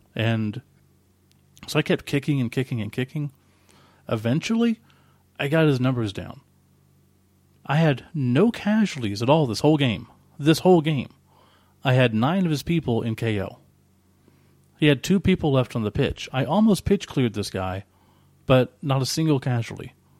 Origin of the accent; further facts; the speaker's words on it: Oklahoma, United States; we're from Oklahoma